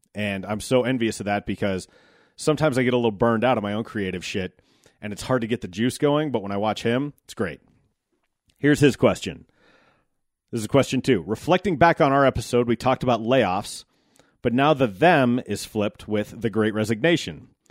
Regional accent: United States; as an American

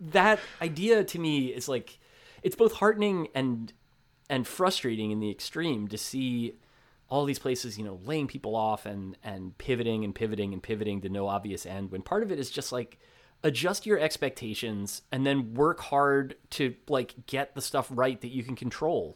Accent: New Jersey, United States; Growing up in New Jersey

